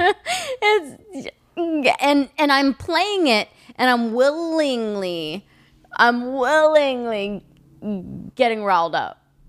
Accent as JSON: {"language": "English", "region": "Kansas", "country": "United States", "also_born_or_lived": "Lawrence, Kansas", "moved": "yes", "said": "I'm from Kansas. Anything past Missouri is east."}